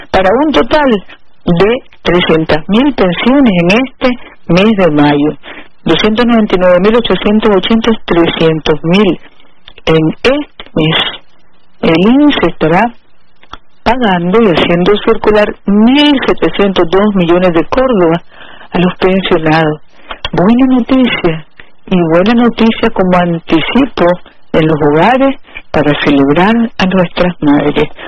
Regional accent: Nicaragua; aquí somos los nicaragüenses, hijos de Darío, hijos de Sandino

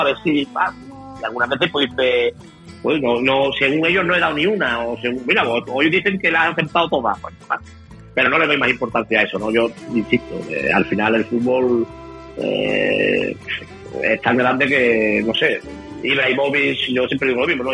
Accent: Málaga, Andalusia, Spain; Yo soy de aquí de Málaga, soy malagueño

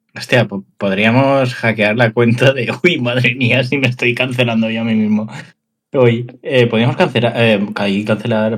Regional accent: Valencian Community, Spain; En Valencia lo decimos así

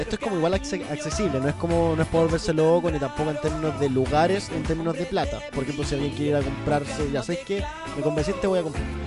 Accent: Temuco, Araucanía, Chile; moved away as an adult; now in Santiago, Chile; yo soy de Temuco, entonces llegué acá

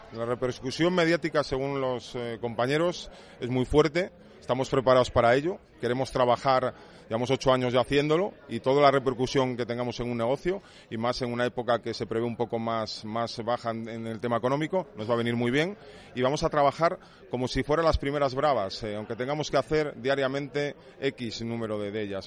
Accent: El Bierzo, Castile and León, Spain; moved away; yo procedo de ahí del Bierzo

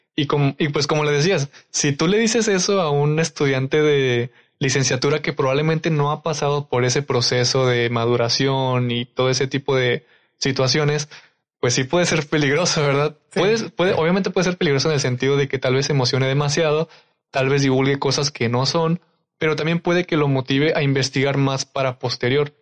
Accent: Durango, Mexico; moved away; yo que soy de Durango

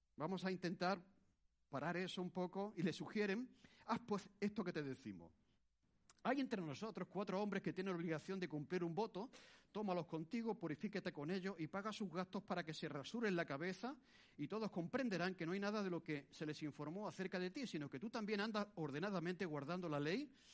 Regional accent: Spain; born or raised there

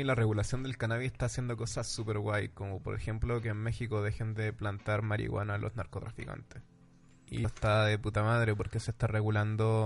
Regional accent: Chile; now in Madrid, Spain; soy chileno

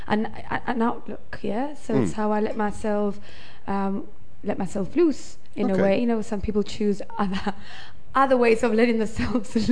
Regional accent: Gibraltar; now in Marbella, Spain; I'm originally from Gibraltar

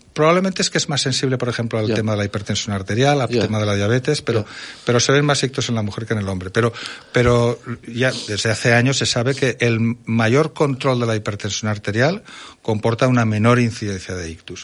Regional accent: Zaragoza, Aragon, Spain; yo que soy de Zaragoza

